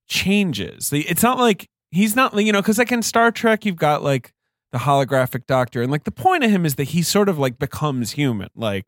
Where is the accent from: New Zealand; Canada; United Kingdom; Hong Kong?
United Kingdom; England; now in New York City, United States; I grew up in England